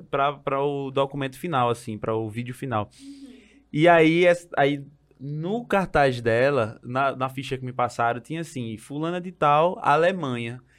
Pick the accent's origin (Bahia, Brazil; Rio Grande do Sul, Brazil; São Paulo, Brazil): Bahia, Brazil; now in Germany; sou baiana, caralho!